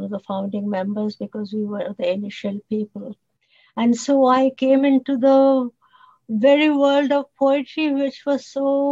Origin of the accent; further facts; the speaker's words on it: India; first language Bengali; English is a second language; moved away as an adult; now in Toronto, Canada; in India, we grow up with English. So the English is really almost a first, second language for us. So I was writing in Bengali, which is my mother tongue